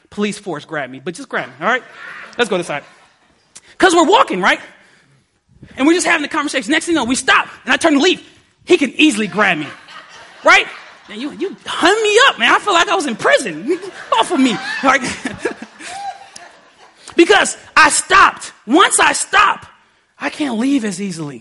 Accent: Detroit, Michigan, United States; I'm from Detroit

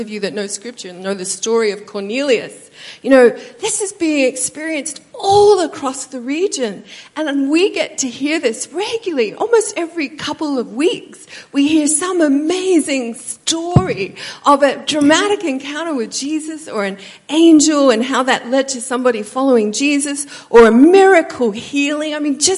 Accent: Australia; moved away as an adult; also born or lived in United States; I'm Australian, so I came to America

